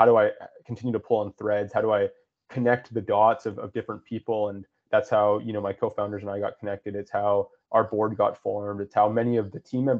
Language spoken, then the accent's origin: English; West Coast of Canada, Canada; I grew up on the West Coast of Canada, and I grew up commercial fishing.